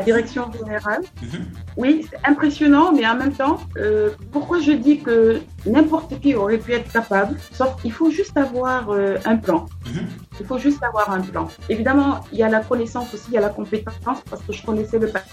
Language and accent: French; Kaolack, Senegal; also born or lived in Dakar; mon père, en fait, à mes 10 ans, mon père avait une pharmacie. C'est un pharmacien. Donc, il est allé s'installer à Kaolack. Et je me suis retrouvée à Kaolack à 10 Mhm. où j'ai fait toute mon enfance